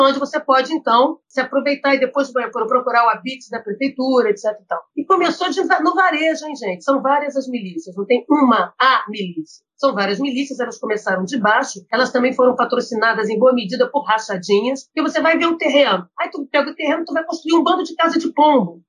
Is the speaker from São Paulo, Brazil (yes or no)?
no; Rio de Janeiro, Brazil; como boa pessoa no Rio de Janeiro, a gente tem que ter um escola de samba, tem que ter um time.